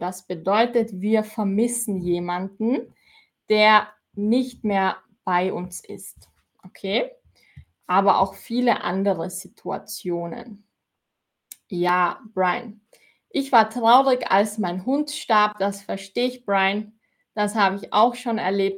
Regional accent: Austria; ich komme aus Österreich und in Österreich sagen wir Zwetschgen

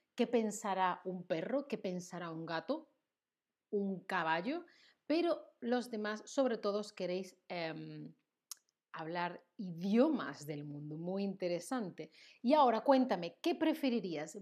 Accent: Seville, Andalusia, Spain; first language Spanish; now in Germany; Yo soy de Sevilla, en el sur de España

